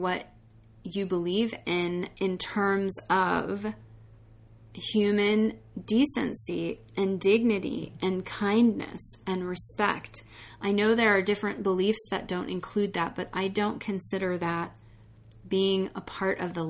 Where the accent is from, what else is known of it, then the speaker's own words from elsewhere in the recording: United States; being an American in this country